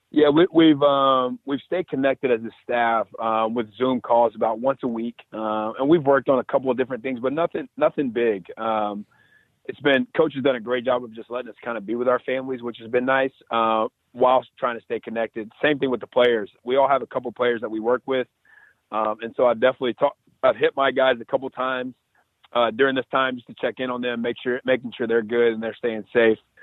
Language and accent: English; Alabama, United States; moved away; I'm from Alabama